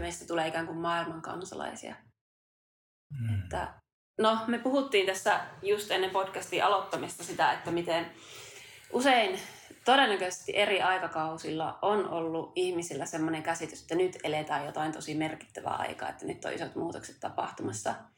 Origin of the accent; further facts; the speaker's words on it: Kuusamo, North Ostrobothnia, Finland; now in Tampere, Finland; me ollaan vähän samalta suunnilta kotoisin. Mä oon Kuusamosta ja maaseudulta myös muuttanut tänne Tampereen kaupunkiin